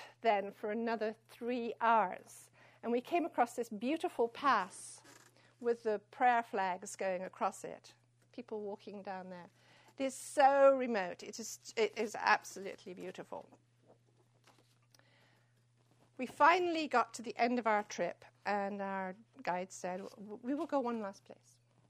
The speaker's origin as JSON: {"language": "English", "town": "San Francisco", "region": "California", "country": "United States", "said": "San Francisco"}